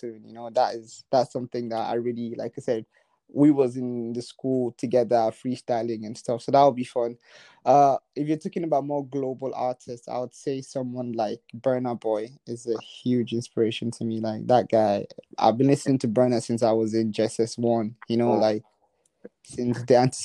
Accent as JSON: {"language": "English", "country": "Nigeria", "moved": "yes", "said": "I'm originally Nigerian"}